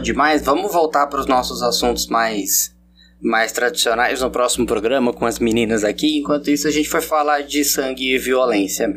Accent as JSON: {"language": "Portuguese", "region": "interior of São Paulo", "country": "Brazil", "said": "pra mim que sou do interior de São Paulo"}